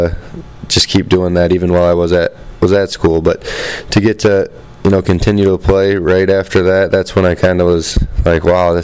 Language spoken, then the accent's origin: English; Toledo, Ohio, United States; born or raised there